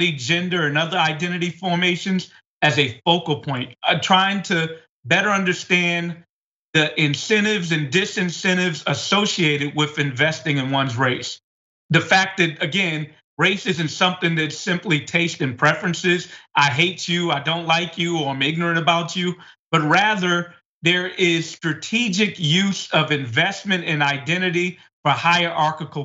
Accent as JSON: {"language": "English", "town": "New York City", "region": "New York", "country": "United States", "tie": "born or raised there", "said": "I was born and raised in Bed-Stuy"}